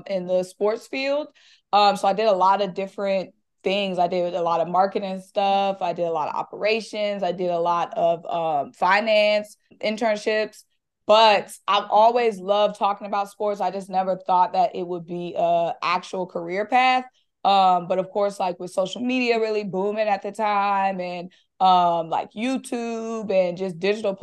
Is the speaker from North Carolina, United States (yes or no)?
yes; Greensboro, North Carolina, United States; moved away as an adult; also born or lived in Washington, D.C.; now in Atlanta, United States; I'm originally from Greensboro, North Carolina